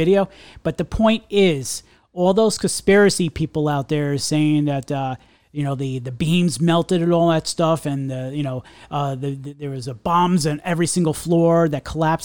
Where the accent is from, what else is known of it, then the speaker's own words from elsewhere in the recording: New York, United States; I'm a New Yorker. We're all New Yorkers